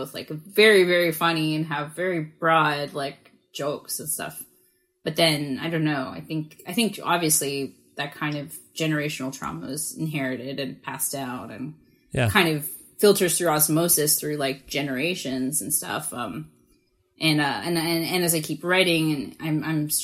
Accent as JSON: {"language": "English", "town": "Brantford", "region": "Ontario", "country": "Canada", "tie": "born or raised there", "also_born_or_lived": "Toronto", "said": "I was born at like Bath, Christie and St. Clair. And then when I was five, we moved to Brantford, Ontario"}